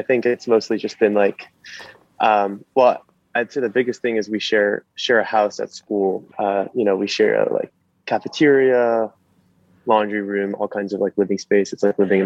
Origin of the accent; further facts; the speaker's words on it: New York, United States; I'm from New York. Living in New York right now, doing a summer internship